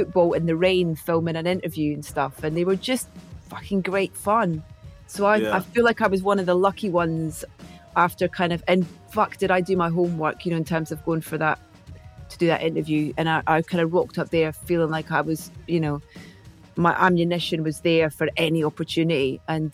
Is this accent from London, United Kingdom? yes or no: no; Scotland, United Kingdom; Being Scottish.